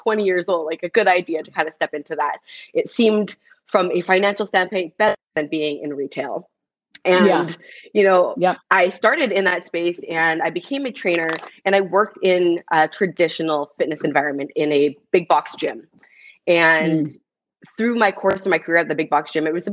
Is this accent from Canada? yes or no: yes; Canada; first language English; also born or lived in United States; now in Vancouver, Canada; being Canadian, being in the US